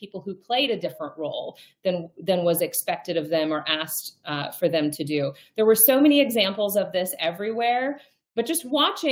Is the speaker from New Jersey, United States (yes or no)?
no; North Dakota, United States; also born or lived in Milwaukee, Wisconsin; I was born in Milwaukee. I grew up in North Dakota